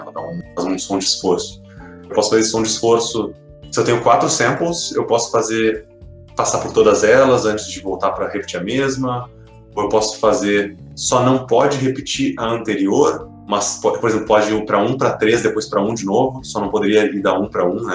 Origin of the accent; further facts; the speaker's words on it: Brazil; a nossa infância coletiva como brasileiros, assim, de quem é cresceu na década de 90